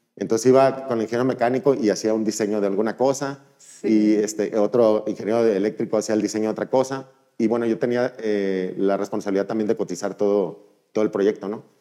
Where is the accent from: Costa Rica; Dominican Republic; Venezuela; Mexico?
Mexico; Mazatlán, Sinaloa; moved away as an adult; also born or lived in Monterrey; soy originario de Mazatlán